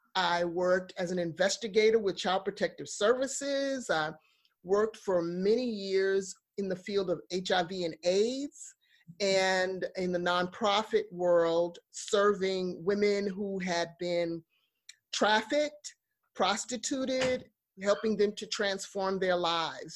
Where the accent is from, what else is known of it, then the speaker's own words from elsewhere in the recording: New York, United States; Growing up in New York and working with children, young people in the inner city